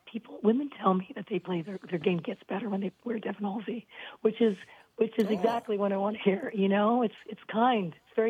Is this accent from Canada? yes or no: yes; Canada; I don't apologize too often, although I am Canadian. Every other word is sorry.